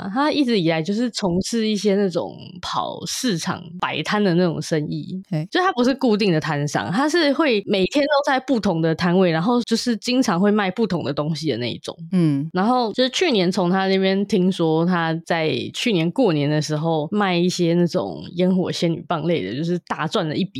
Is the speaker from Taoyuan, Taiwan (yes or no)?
no; Taipei, Taiwan; 可能因为我本来就从小在台北市长大。